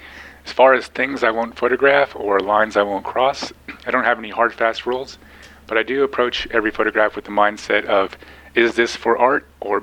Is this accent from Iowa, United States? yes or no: no; Redondo Beach, California, United States; now in New Mexico, United States; I'm originally from Redondo Beach.